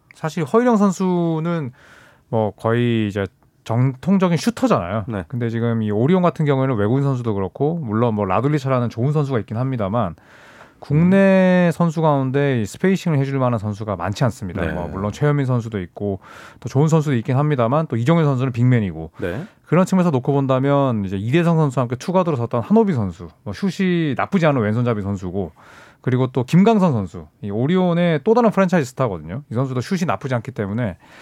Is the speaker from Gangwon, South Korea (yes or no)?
no; Busan, South Korea; 저처럼 이제 또 부산에서 태어났거나